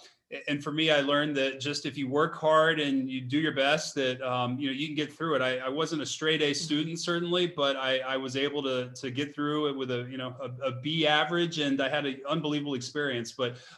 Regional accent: Dallas, Texas, United States; I grew up in Dallas

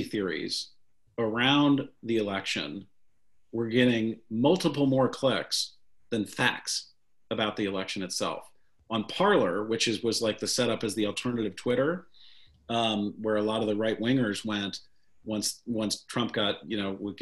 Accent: St. Louis, Missouri, United States; growing up in St. Louis, Missouri

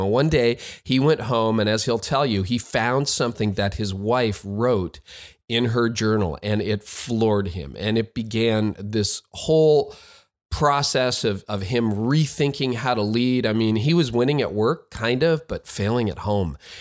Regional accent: Canada; I'm the Canadian

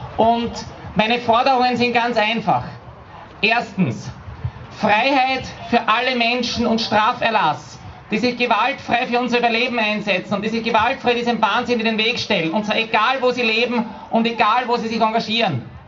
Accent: Vienna, Austria; hier bei uns in Wien

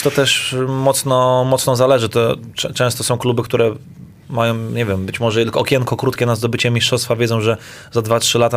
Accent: Serbia; U nas w Serbii

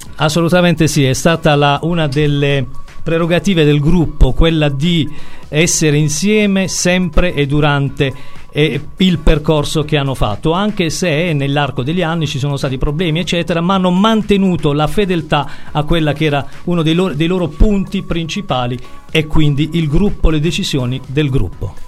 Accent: Bari, Apulia, Italy; siamo di Bari

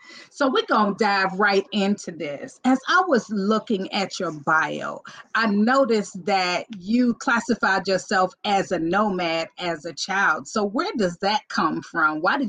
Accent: Cleveland, Ohio, United States; my hometown, Cleveland, Ohio

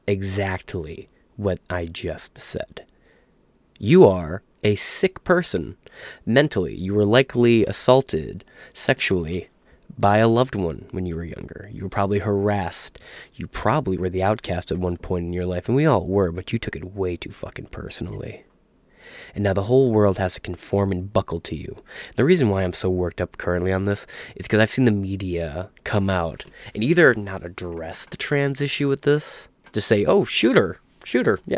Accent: Michigan, United States; I'm from Michigan

